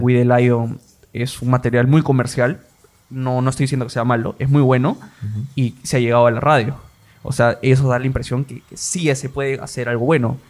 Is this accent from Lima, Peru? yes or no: yes; Lima, Peru; also born or lived in Iquitos / Peru–Colombia–Brazil tri-border area; Yo soy de Lima, he nacido acá, pero he vivido un año en Iquitos y cuatro años en frontera, en la trifrontera Perú, Colombia y Brasil. Ahí he estado desde tercero y primaria hasta primero y secundaria.